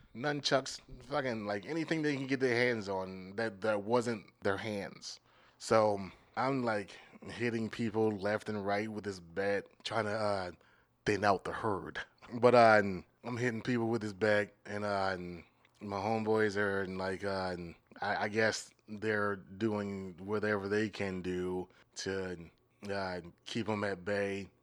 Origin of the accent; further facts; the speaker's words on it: Maryland, United States; now in Minneapolis, United States; I'm from Maryland